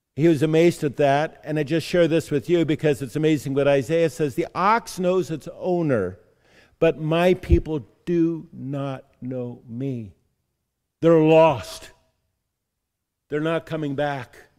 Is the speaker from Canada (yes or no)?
no; San Diego, California, United States; moved away; Growing up in San Diego, California